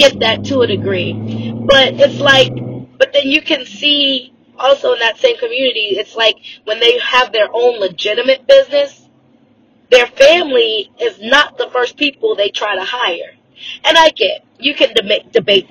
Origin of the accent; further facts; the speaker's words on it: United States; I am Black American